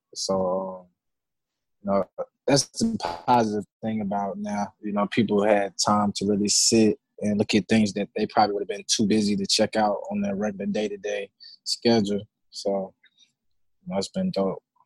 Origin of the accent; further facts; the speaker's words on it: Decatur, Georgia, United States; I'm from the Decatur, Georgia